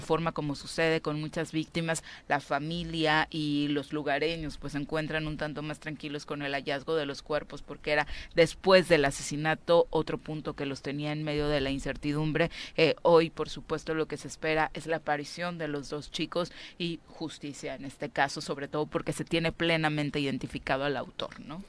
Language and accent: Spanish; Mexico; nosotros también como mexicanos